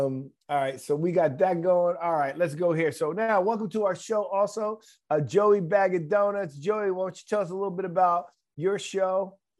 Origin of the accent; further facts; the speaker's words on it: New Jersey, United States; now in Florida, United States; I'm a Jersey boy living in Florida.